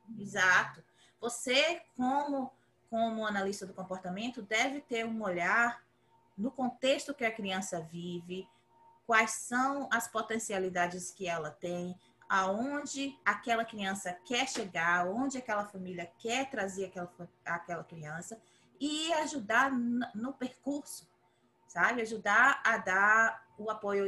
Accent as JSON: {"language": "Portuguese", "country": "Brazil", "tie": "born or raised there", "moved": "as an adult", "lives_now": "United States", "said": "eu cresci no Brasil"}